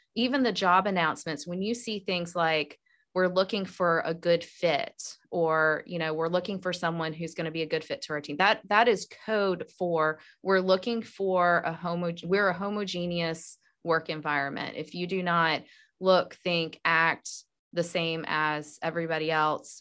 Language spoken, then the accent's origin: English; North Carolina, United States; moved away as an adult; now in Georgia, United States; I was a Southern girl growing up in North Carolina